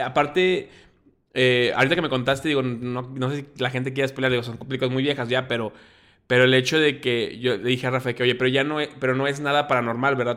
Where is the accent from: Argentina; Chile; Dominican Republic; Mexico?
Mexico; como mexicano y como latino